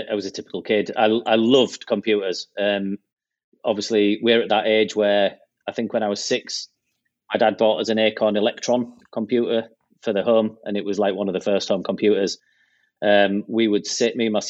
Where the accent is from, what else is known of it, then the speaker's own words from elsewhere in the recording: Pickering, Yorkshire and the Humber, United Kingdom; also born or lived in Hull, East Yorkshire; when I was 8, 9 years old, we moved to where I live now, which is a little market town in North Yorkshire called Pickering